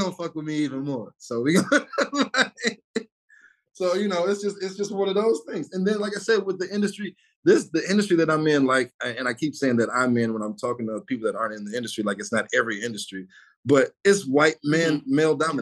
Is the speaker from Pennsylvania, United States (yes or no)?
no; Detroit, Michigan, United States; I'm from Southwest Detroit.